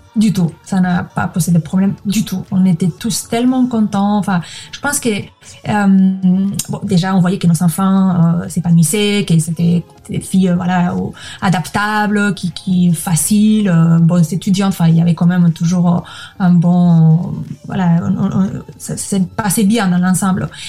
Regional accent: Spain; French is a second language; moved away as an adult; also born or lived in Madrid / Liège; Je suis espagnole, je garde ma nationalité

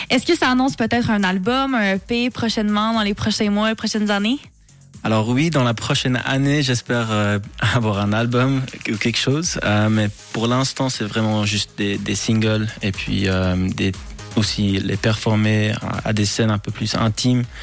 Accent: Quebec, Canada; accent: Quebec; c'est mon vrai accent

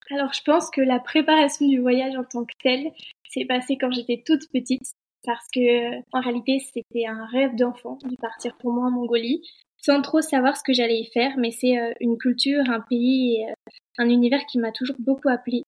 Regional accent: Annecy, Auvergne-Rhône-Alpes, France; je suis originaire euh, d'Annecy

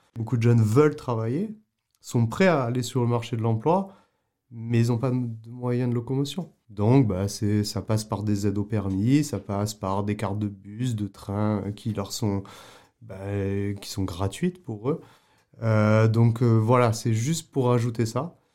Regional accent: Avignon, Provence-Alpes-Côte d'Azur, France; moved away as an adult; also born or lived in Paris / Prague, Czech Republic / Canada; chez moi à Avignon

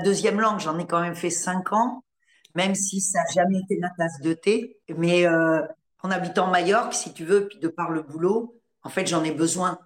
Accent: Normandy, France; also born or lived in Paris; moi je suis née en Normandie

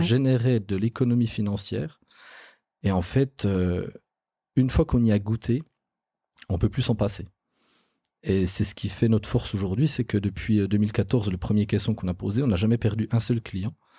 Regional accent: Bourgogne-Franche-Comté, France; chez nous en Franche-Comté

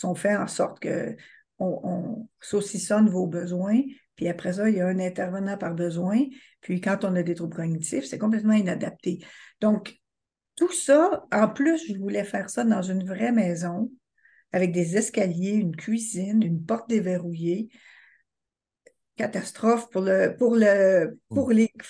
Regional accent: Quebec, Canada; je suis québécoise

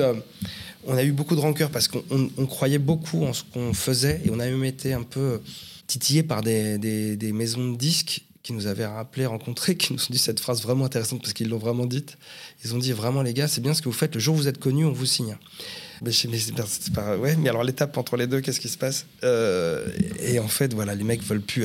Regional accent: Paris southern suburbs, Île-de-France, France; je suis né à Paris 14e. Voilà, et j'ai toujours vécu en banlieue sud

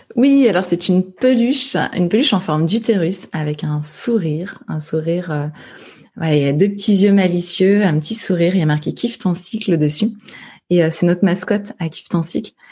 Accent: Saint-Brice-sous-Forêt, Île-de-France, France; j'ai grandi à saint brie sous forêt dans le Val d'Oise, juste à côté de Sarcelles

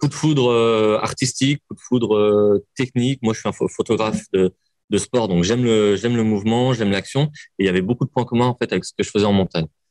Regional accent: Lyon, Auvergne-Rhône-Alpes, France; je suis lyonnais, j'aime Lyon

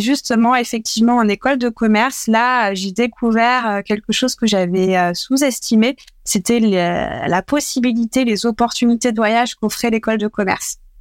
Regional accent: Dreux, Centre-Val de Loire, France; J'ai grandi en nord et loire dans une ville qui s'appelle Dreux

